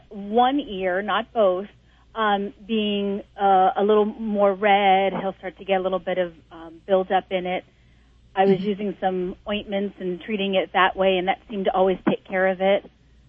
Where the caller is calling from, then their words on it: Bethlehem, Pennsylvania, United States; Calling from Bethlehem, Pennsylvania.